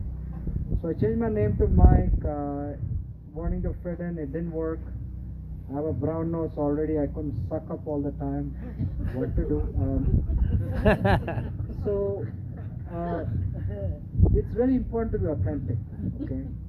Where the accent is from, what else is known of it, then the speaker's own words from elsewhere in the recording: Mumbai, Maharashtra, India; moved away as an adult; also born or lived in Kerala; now in United States; I grew up in Mumbai. Although I'm from Kerala originally, I speak the language